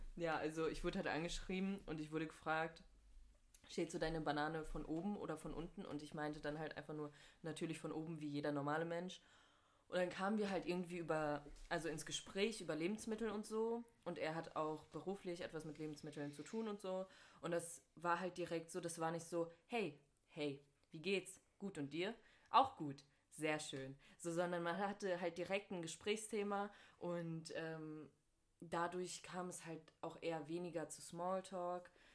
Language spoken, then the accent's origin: German; North Rhine-Westphalia, Germany; moved away as an adult; Ich komme ursprünglich aus NRW, aber bin hierher gezogen für mein Studium